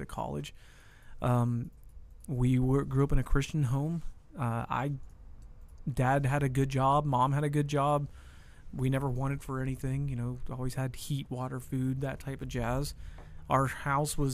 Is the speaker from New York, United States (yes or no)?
no; Wellsburg, West Virginia, United States; moved away as an adult; also born or lived in Texas; Wellsburg, West Virginia. That's where I grew up.